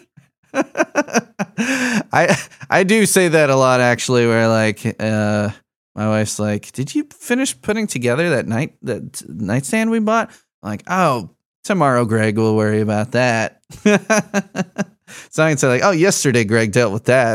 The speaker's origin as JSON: {"language": "English", "town": "Chicago", "region": "Illinois", "country": "United States", "tie": "born or raised there", "moved": "yes", "said": "He grew up in Chicago with me. I'm from Chicago originally"}